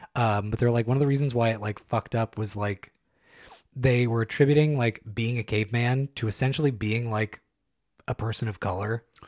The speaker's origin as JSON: {"language": "English", "area": "San Joaquin County", "region": "California", "country": "United States", "tie": "born or raised there", "said": "I grew up in San Joaquin County."}